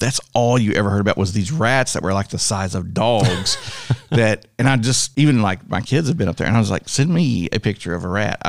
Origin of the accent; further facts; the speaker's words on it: North Texas, United States; I grew up in North Texas, away from Dallas, but we would go into Dallas